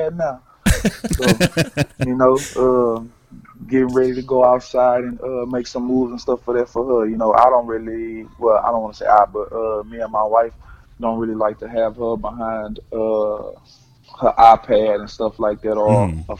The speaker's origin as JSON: {"language": "English", "town": "Beaumont", "region": "Texas", "country": "United States", "tie": "born or raised there", "also_born_or_lived": "Austin, Texas", "moved": "as an adult", "lives_now": "Winnipeg, Canada", "said": "me growing up in Beaumont, Texas"}